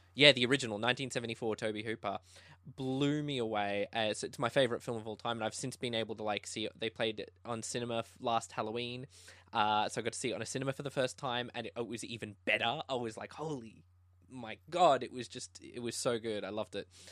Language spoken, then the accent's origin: English; Tasmania, Australia; now in Brisbane, Australia; I'm a filmmaker from Brisbane, uh, Australia. I actually wasn't originally from here. I was from Tasmania